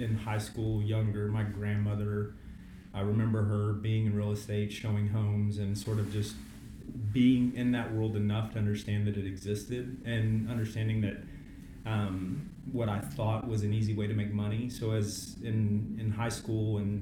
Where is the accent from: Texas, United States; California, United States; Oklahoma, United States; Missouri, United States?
Texas, United States; Fort Worth; I'm born and raised in Fort Worth, Texas, where we do business